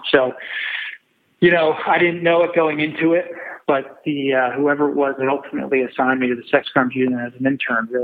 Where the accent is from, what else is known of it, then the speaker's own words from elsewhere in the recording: Whitpain Township, Pennsylvania, United States; I grew up in Whitpain Township, which is only about 10 minutes away from the courthouse where I ended up working as an assistant district attorney in Montgomery County. That was located in Norristown, Pennsylvania.